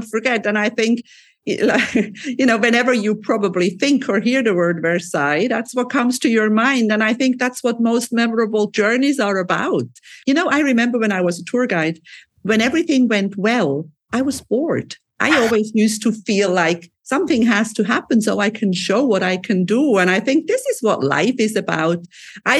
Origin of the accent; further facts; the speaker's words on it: Switzerland; moved away as an adult; now in Cyprus; I'm originally from Switzerland, but I've been married in Cyprus for many years and living on the Mediterranean Sea.